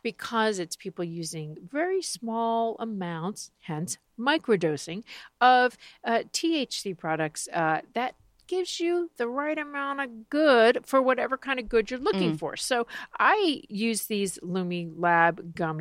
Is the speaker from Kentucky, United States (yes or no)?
no; Miami Beach, Florida, United States; my hometown of Miami Beach